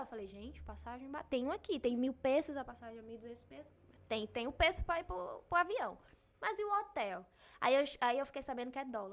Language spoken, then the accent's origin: Portuguese; Brazil; Eu sou brasileira